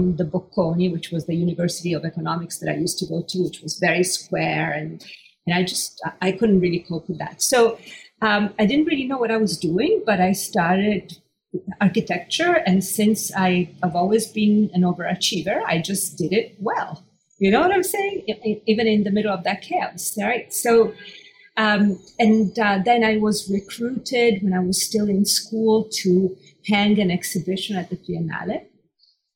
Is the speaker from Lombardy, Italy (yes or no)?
yes; Milan, Lombardy, Italy; moved away; I grew up in Milan. And as a Milanese kid